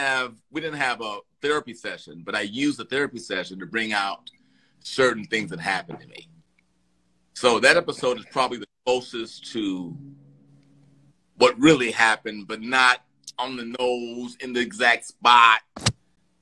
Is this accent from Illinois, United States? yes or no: yes; Chicago, Illinois, United States; now in Los Angeles, United States; I'm from Chicago